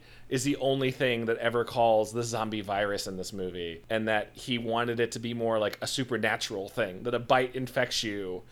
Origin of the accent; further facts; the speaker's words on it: Midwest, United States; I'm from the Midwest